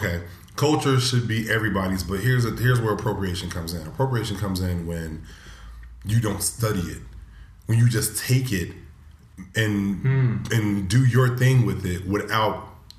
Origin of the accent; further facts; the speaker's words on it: United States; Yeah, because I'm American.